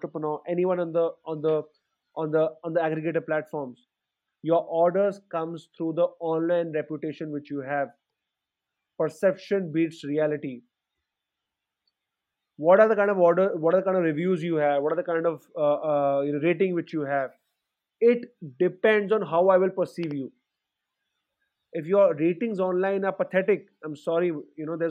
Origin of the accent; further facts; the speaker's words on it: Delhi, India; I come from Delhi and I'm sitting in Greater Kailash.